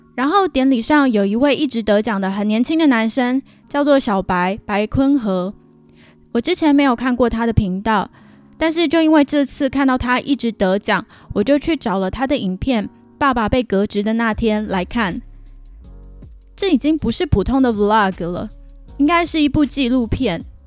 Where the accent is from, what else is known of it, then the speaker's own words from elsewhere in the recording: Taiwan; now in Canada; 我又不是中国人，我是台湾人